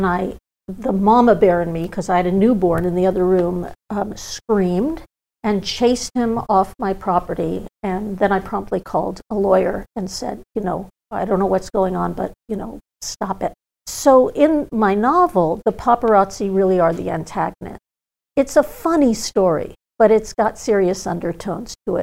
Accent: Malibu, California, United States; also born or lived in Hollywood; growing up in Malibu

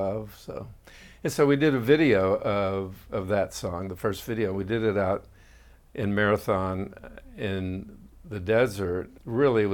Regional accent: Austin, Texas, United States; I grew up in Austin.

